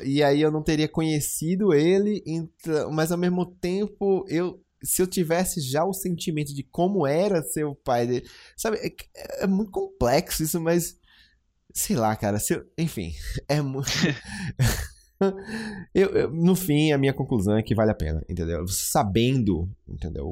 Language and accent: Portuguese; Brazil; eu sendo brasileiro